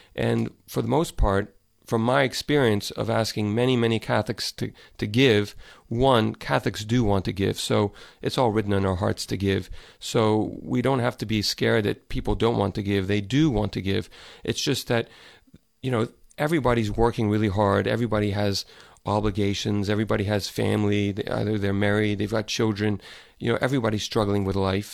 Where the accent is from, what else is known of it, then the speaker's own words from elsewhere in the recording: Dallas, Texas, United States; moved away as an adult; I grew up in Dallas, and I left about probably a little over ten years ago